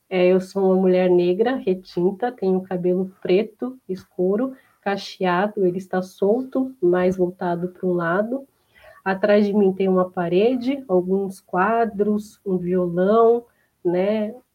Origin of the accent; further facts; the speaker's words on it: Embu das Artes, São Paulo, Brazil; also born or lived in Diadema; eu sou de Embu das Artes, nasci aqui, na verdade eu nasci em Diadema, mas moro aqui desde de muito nova